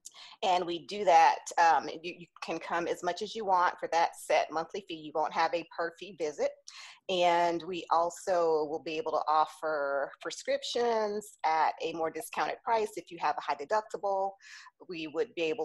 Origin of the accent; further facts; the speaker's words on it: St. Petersburg, Florida, United States; moved away as an adult; also born or lived in Atlanta, Georgia; I was born here in St. Petersburg, Florida